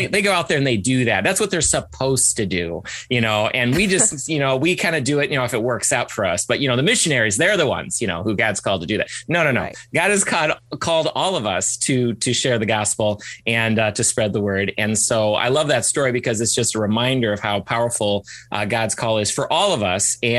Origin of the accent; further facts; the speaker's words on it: Ann Arbor, Michigan, United States; I was born and raised in Ann Arbor, Michigan, and was homeschooled from the very beginning